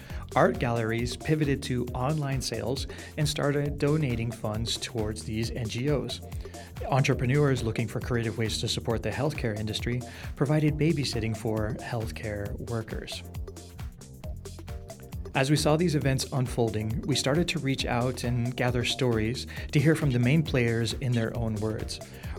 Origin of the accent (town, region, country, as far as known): United States; moved away as an adult; now in Tunisia